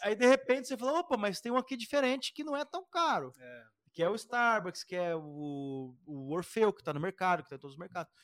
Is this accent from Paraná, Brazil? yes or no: yes; Curitiba, Paraná, Brazil; A gente é caipira aqui